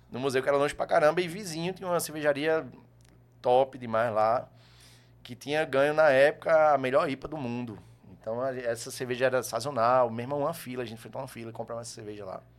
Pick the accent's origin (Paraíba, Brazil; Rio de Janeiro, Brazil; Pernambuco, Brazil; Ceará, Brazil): Paraíba, Brazil; João Pessoa; born or raised there; moved away as an adult; also born or lived in Campina Grande, Brazil / Natal, Brazil